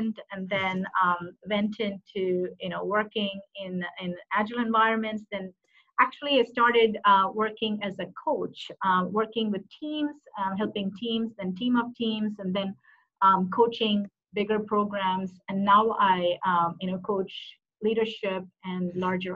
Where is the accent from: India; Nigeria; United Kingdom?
India; Madurai, Tamil Nadu; moved away as an adult; also born or lived in Minneapolis, United States; now in Dallas, United States; I was born in, I'm originally from a city called Madurai. It's very famous for a beautiful ancient temple called Meenakshi Temple. And I grew up in Tamil Nadu, for a long time, about like 18 to 19 years until I graduate